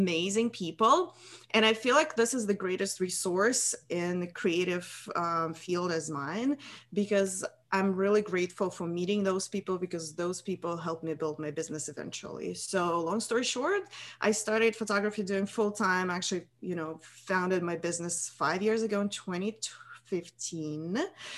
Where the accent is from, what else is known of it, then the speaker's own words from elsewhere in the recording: Russia; moved away as an adult; now in United States; I'm from Russia originally.